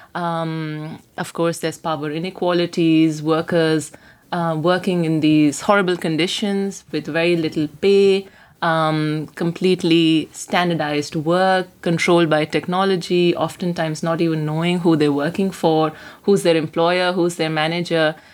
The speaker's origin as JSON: {"language": "English", "country": "India", "moved": "as an adult", "lives_now": "Berlin, Germany", "said": "I come from India"}